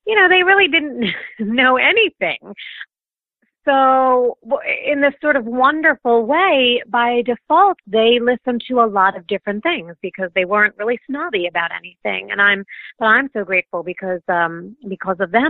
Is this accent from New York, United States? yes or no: yes; New York City, New York, United States; I'm from New York originally, actually, Staten Island, one of the five boroughs of New York City.